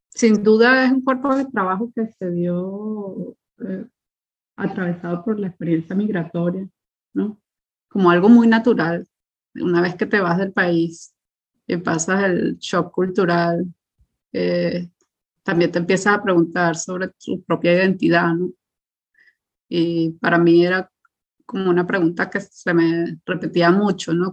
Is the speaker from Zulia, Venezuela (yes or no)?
no; Caracas, Capital District, Venezuela; moved away as an adult; now in Berlin, Germany; yo crecí en Caracas, estudié en colegio público